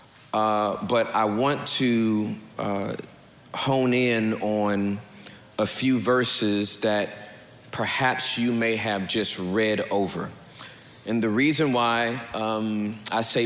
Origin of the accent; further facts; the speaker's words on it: California, United States; I'm from Cali